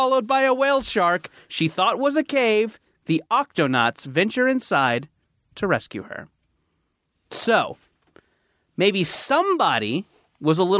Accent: Orange County, California, United States; where I grew up in Orange County

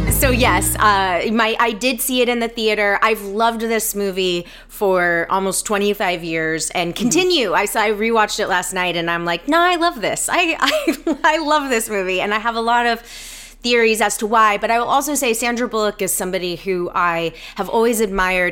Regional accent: Atlanta, Georgia, United States; moved away as an adult; now in Los Angeles, United States; I am from Atlanta originally and um, have been living in Los Angeles for. This will be my 15 year anniversary

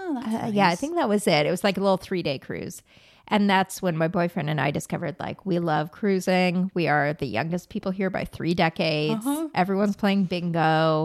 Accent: La Crescenta, California, United States; I grew up in La Crescenta, which is right near here.

